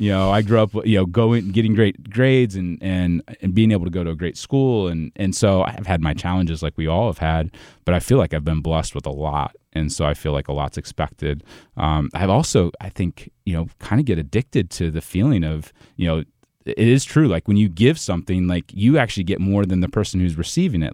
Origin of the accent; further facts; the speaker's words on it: Ohio, United States; moved away as an adult; also born or lived in Saint Louis area, Illinois; now in Saint Louis, United States; I'm originally from Ohio, but I live in Saint Louis now on, on the, uh, on the Illinois side